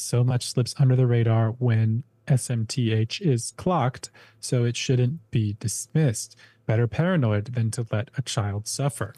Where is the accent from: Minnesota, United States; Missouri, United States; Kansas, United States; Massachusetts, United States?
Minnesota, United States; moved away; as a Minnesotan, by the way. I mean, I was born in Minnesota